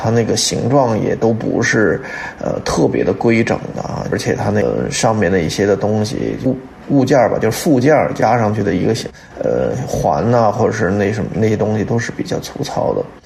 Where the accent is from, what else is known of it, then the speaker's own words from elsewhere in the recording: China; 我们中国人来讲呢